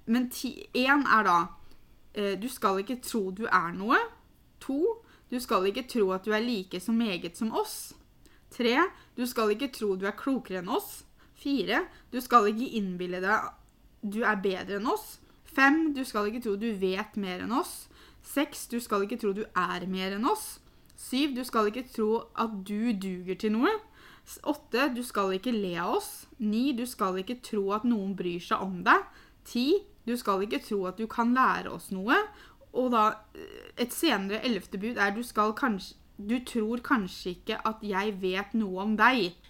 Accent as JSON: {"language": "Norwegian", "country": "Norway", "said": "som nordmenn"}